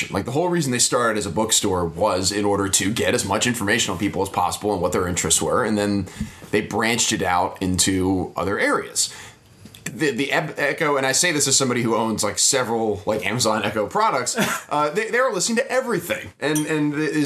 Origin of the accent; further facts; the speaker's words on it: United States; I'm an American